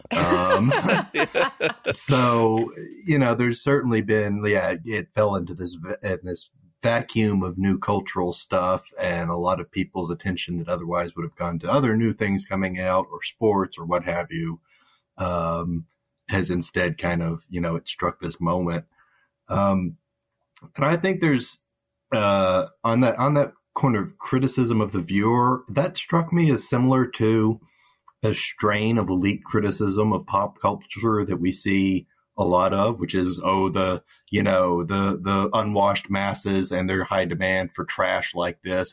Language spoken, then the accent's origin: English; Arkansas, United States; I grew up in Arkansas